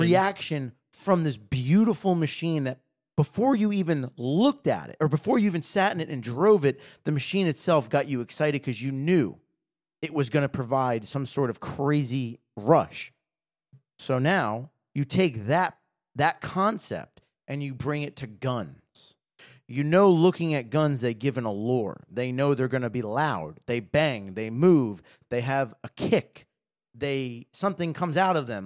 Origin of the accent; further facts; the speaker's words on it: United States; as an American